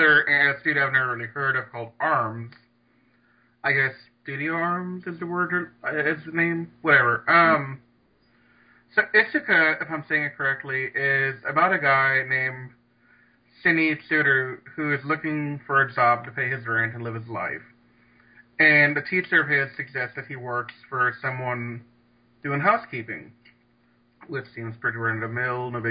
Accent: Louisiana, United States; I'm from Louisiana

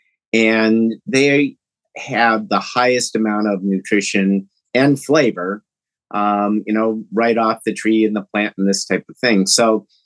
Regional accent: Champaign, Illinois, United States; moved away; also born or lived in Detroit; I'm actually from Champaign, Illinois

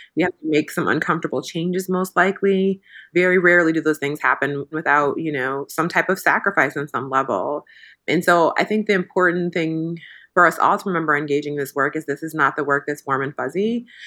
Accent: Midwest, United States; I grew up in the Midwest in a very non-diverse area

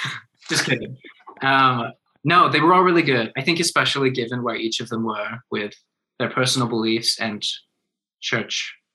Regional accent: England, United Kingdom; born there; now in Utah, United States; I was born in England, and I'm actually very flattered that you noticed, because I feel like less people notice as I live in Utah longer and longer.

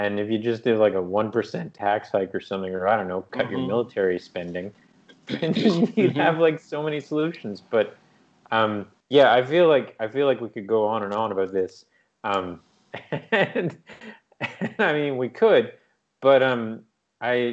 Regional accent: Canada; moved away as an adult; now in Vietnam; growing up in Canada

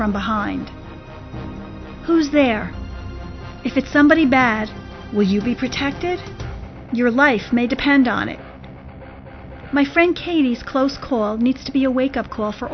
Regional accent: New Jersey, United States; accent: New Jersey; my New Jersey accent

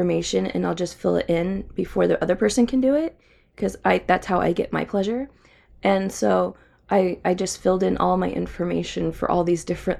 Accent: United States; I'm American.

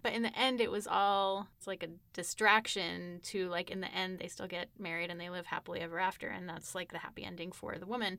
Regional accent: United States; I grew up here in the United States

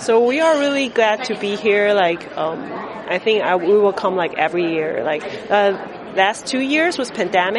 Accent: Taiwan; also born or lived in Shanghai, China; we're from Taiwan

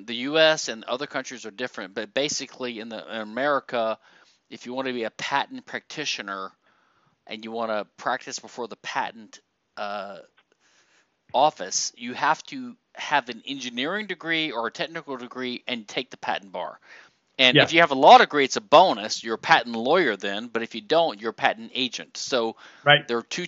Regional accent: the South, United States; we Southerners

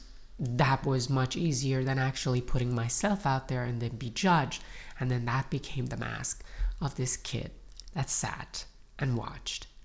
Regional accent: Iran; moved away; I grew up in Iran during the Iran-Iraq War.

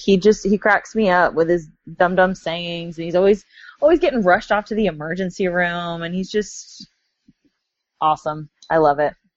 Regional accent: Texas, United States; the part of Texas that I grew up

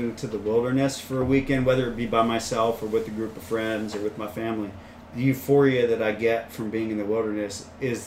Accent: California, United States; growing up in California

